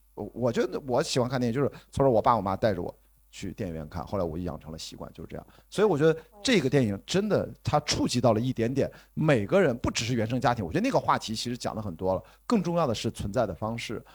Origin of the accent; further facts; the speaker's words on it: Qingdao, Shandong, China; 我在青岛长大